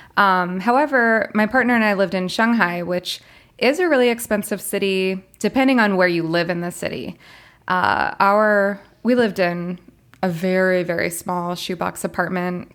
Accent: Florida, United States; moved away as an adult; also born or lived in China; I'm originally from Florida.

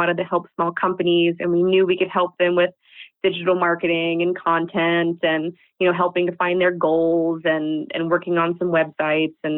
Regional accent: United States; moved away as an adult; now in Netherlands; We're both American expats living in the Netherlands

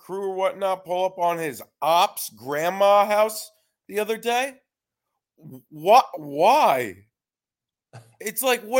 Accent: Connecticut, United States; moved away as an adult; now in New York City, United States; I grew up in Connecticut, in a state where there was no professional sports.

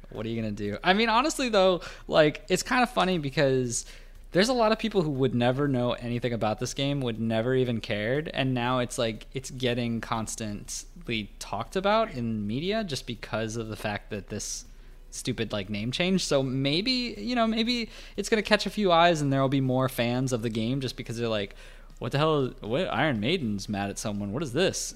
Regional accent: United States; as an American

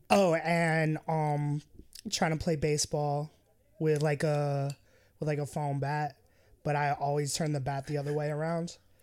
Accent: Acton, Massachusetts, United States; also born or lived in Hull, Massachusetts / Cambridge, Massachusetts; I was born in, in Hall, Mass, and I grew up in Acton, Mass.

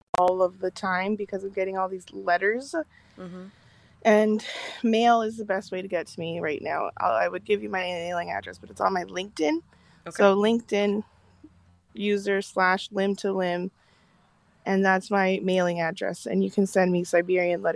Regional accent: South Korea; now in Canada; I'm from Korea

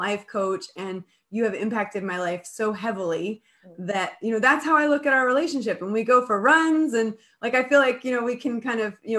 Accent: Colorado, United States; moved away; I grew up in Colorado.

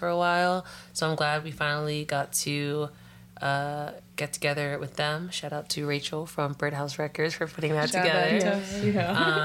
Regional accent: Boston, Massachusetts, United States; Boston born and raised in Dorchester

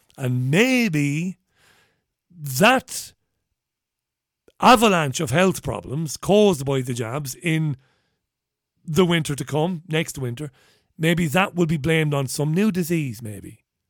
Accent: Waterford, Munster, Ireland; also born or lived in Spain; now in England; I was born in Waterford

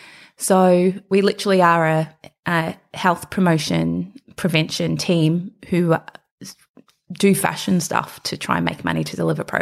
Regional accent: Melbourne, Victoria, Australia; So I'm very much a Melbourne girl. I'm born and raised in Fitzroy, grew up in the commission flats on the 11th floor. And that was sort of my upbringing.

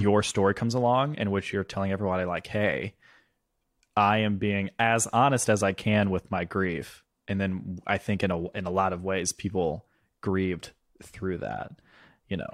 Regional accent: Mississippi, United States; now in Brooklyn, United States; I'm home in Mississippi because that's where we're filming in my hometown, where these stories actually happened

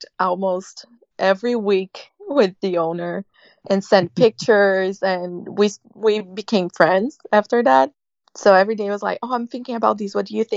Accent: Brazil; That's a tradition for us, as well as having like, so traditional weddings in Brazil

